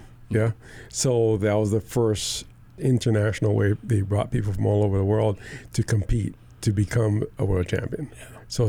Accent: Kaneohe, Hawaii, United States; So I was living in Kaneohe. I grew up in Kaneohe

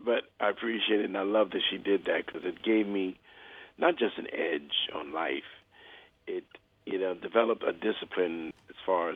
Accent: New York, United States; Oh, well, it was wonderful. I had a very broad upbringing.

